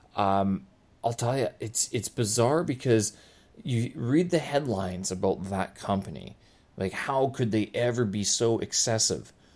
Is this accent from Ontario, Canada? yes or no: no; Winnipeg, Manitoba, Canada; moved away as an adult; now in Beijing, China; my hometown of Winnipeg